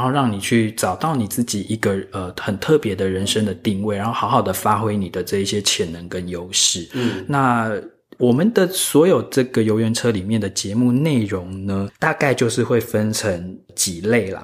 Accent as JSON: {"language": "Chinese", "country": "Taiwan", "tie": "born or raised there", "said": "我自己是一个土生土长的台湾人嘛"}